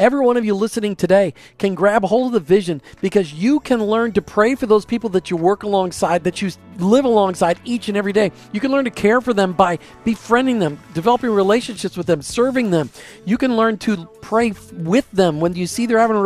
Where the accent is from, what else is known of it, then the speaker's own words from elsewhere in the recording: Minneapolis, Minnesota, United States; moved away; being in the Minneapolis-St. Paul area, which, by the way, that is my hometown area